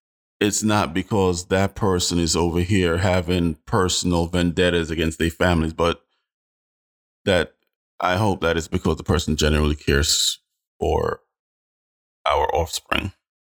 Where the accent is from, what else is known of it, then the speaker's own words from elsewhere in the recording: Jamaica; Man, I'm Jamaican. First and foremost, my art bleed.